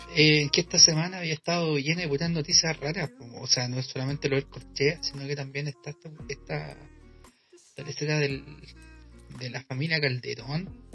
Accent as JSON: {"language": "Spanish", "country": "Chile", "said": "son como chilenas, y son como, como, son como del, lenguaje, como el hoyo que, manejamos nosotros"}